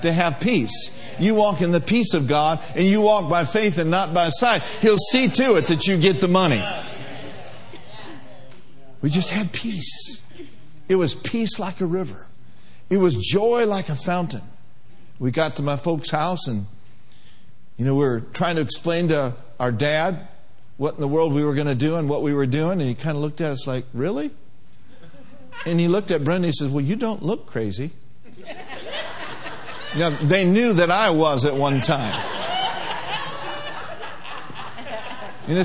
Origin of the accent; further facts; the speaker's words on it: Minnesota, United States; moved away; also born or lived in Durham, North Carolina; I was from Minnesota.